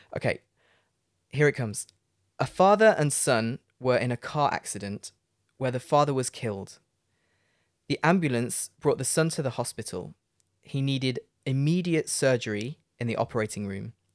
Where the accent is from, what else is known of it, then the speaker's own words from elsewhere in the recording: Leicester, East Midlands, United Kingdom; my hometown, Leicester